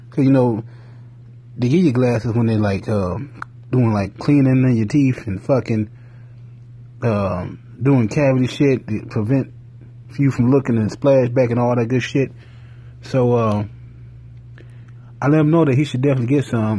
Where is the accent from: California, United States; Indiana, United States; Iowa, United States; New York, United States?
Indiana, United States; Gary; I'm from Gary